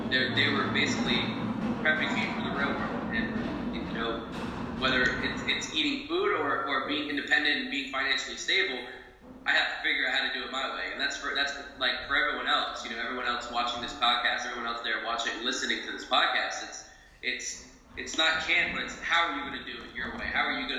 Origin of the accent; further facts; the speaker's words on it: New Jersey, United States; moved away as an adult; now in Tampa, United States; I was born in New Jersey